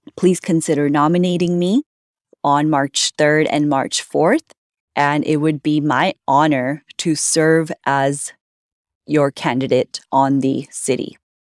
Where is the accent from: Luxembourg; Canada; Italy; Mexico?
Canada; Vancouver, British Columbia; also born or lived in India; I grew up in Vancouver, in South Vancouver